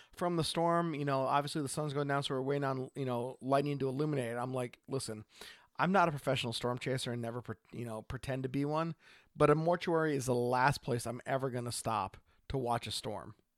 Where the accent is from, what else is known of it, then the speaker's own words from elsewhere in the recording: Oregon, United States; from Oregon